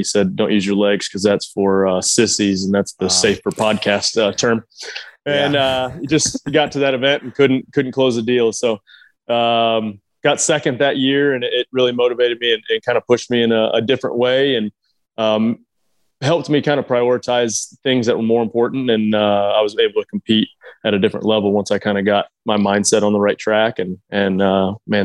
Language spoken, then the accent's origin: English; Cookeville, Tennessee, United States; I grew up in Cookeville, Tennessee